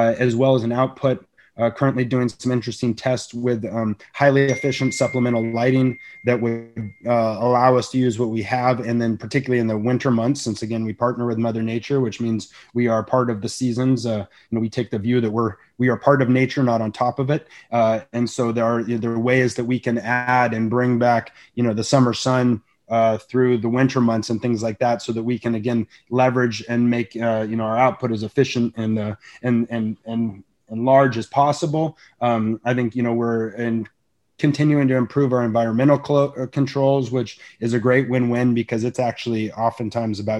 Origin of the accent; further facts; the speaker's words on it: Santa Barbara, California, United States; build a business in my, you know, backyard of Santa Barbara, California, on the beautiful coast in my hometown.